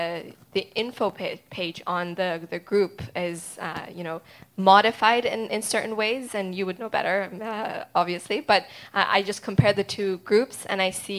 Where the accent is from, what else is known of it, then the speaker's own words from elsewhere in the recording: Iran; I am originally from Iran, and you know, Iran obviously doesn't get a lot of positive coverage in the media